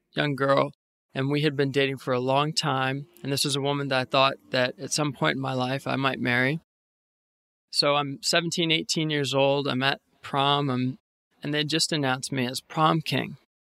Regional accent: Northern Virginia, United States; moved away as an adult; now in New York City, United States; I was born and raised in Northern Virginia, about forty minutes west of Washington, D C. I grew up in the same house my whole life

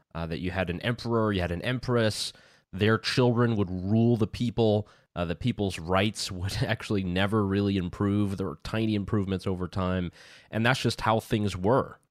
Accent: United States; moved away; being the American mindset

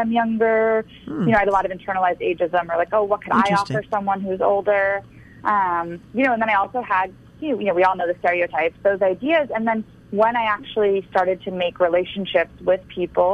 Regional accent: Florida, United States; I was born in Florida

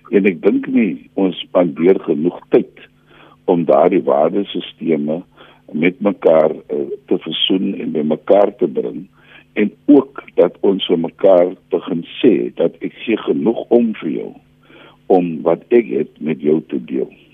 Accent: South Africa

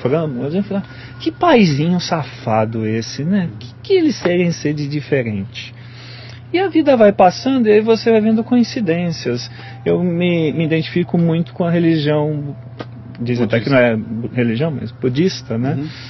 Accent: Brazil; como um bom brasileiro

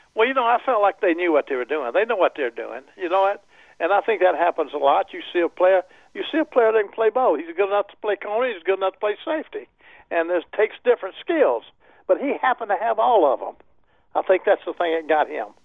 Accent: Alabama, United States; moved away; I was raised in Alabama

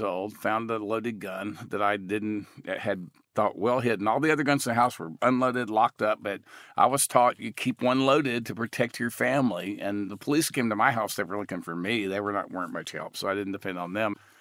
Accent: Texas, United States; I grew up in Texas hunting and fishing

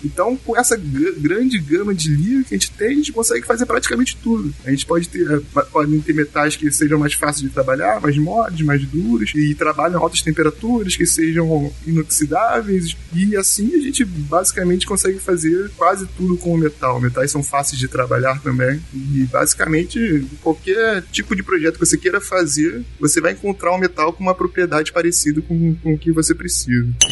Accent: Niterói, Rio de Janeiro, Brazil

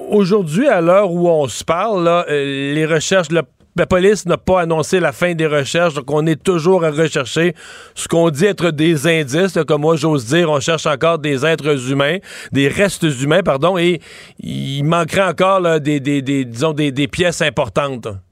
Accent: Cacouna, Quebec, Canada; mon village natal, je dois le dire, à Kakuna

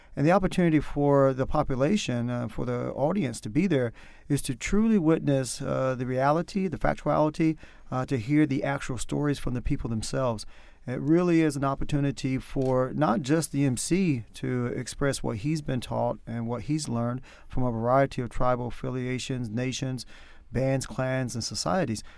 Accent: North Carolina, United States; accent: country; moved away; my country accent comes out the more I talk, so you can tell that I'm from North Carolina

